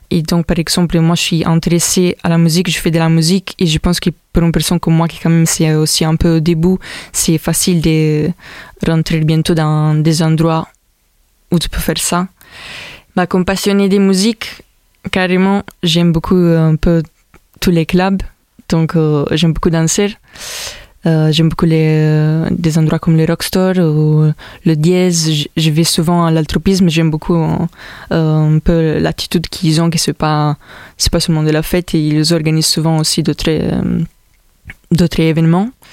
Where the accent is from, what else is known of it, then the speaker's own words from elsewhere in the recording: Italy; French is a second language; moved away as an adult; also born or lived in Milan, Italy; now in Montpellier, France; Je viens de l'Italie. Je suis arrivé ici à Montpellier depuis deux ans.